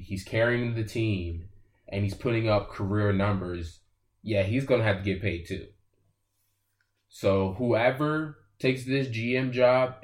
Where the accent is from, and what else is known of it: Washington, District of Columbia, United States; born or raised there